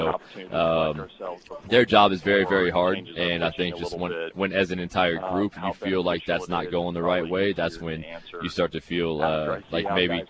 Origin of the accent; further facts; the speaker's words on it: Canada; especially being Canadian, it's our Canadian ratio gets moved around so often